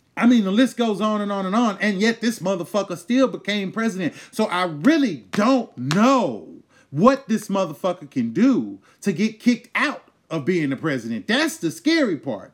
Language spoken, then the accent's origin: English; United States; we as American citizens